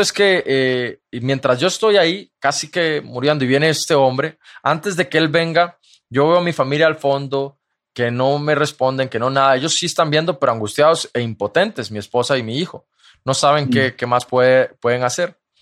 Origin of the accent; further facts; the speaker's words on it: Costa Rica; mi país, Costa Rica